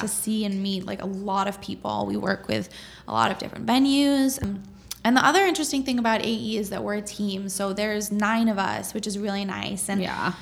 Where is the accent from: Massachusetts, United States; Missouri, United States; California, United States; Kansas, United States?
Massachusetts, United States; Boston; also born or lived in upstate New York; So I'm from Boston. Um, I was born here